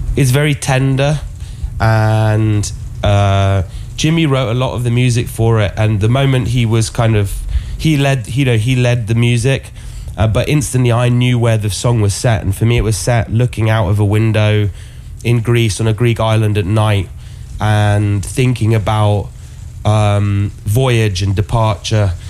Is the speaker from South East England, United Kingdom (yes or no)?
yes; Oxford, South East England, United Kingdom; born or raised there; moved away